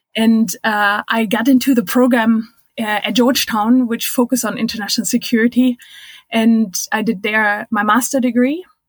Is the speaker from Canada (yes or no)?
no; Germany; English is a second language; moved away as an adult; also born or lived in United States / Minnesota; I'm originally from Germany